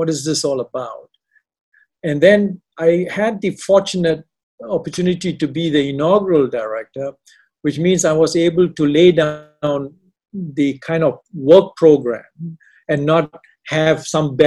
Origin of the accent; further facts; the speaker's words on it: Malaysia; moved away; also born or lived in Canada / Australia / India; I'm not Indian. I'm a Malaysian with half the foot in Canada